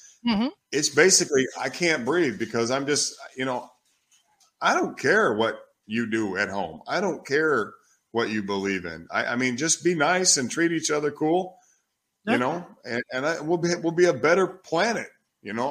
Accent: Oklahoma, United States; also born or lived in Minneapolis, Minnesota; now in Italy; I was born in Oklahoma, but I spent a lot of time in the south side of Minneapolis

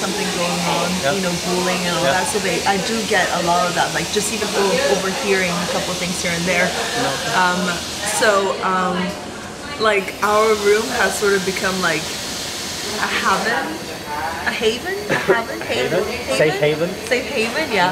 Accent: Madagascar; now in Thailand; I come from Madagascar

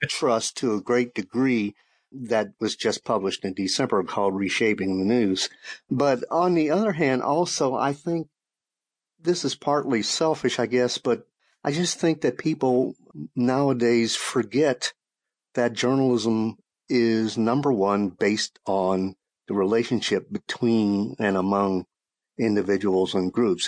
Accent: Shreveport, Louisiana, United States; moved away as an adult; now in Austin, United States; my hometown paper in Shreveport, Louisiana

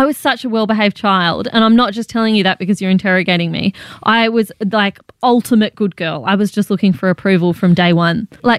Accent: Canberra, Australian Capital Territory, Australia; moved away; also born or lived in Malaysia; I grew up in Canberra, but I spent some time as a kid in Malaysia as well.

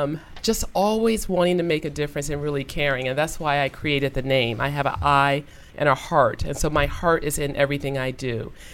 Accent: Toledo, Ohio, United States; moved away; I'm originally from Toledo, Ohio.

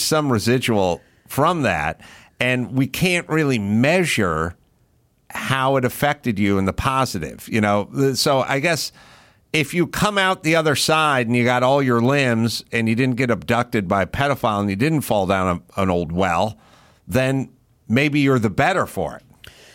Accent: Los Angeles, California, United States; I grew up in California and I grew up with these same people

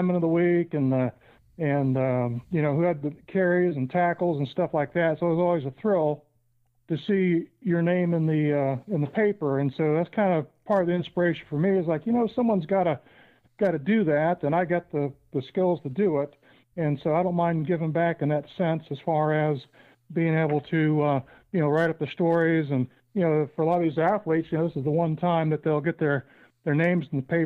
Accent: Lewisburg, Ohio, United States; I originally come from Lewisburg there. I'm an alum of Tri-County North

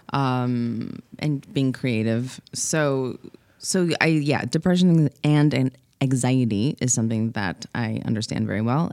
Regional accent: Los Angeles, California, United States; born and raised in Los Angeles.

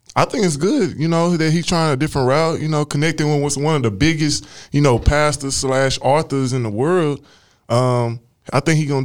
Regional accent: Tyler, Texas, United States; moved away; I'm a country boy, though. I'm from Tyler, Texas.

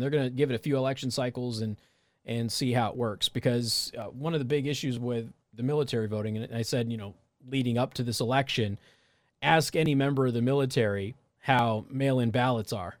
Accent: Las Vegas, Nevada, United States; moved away; I'm also from Las Vegas

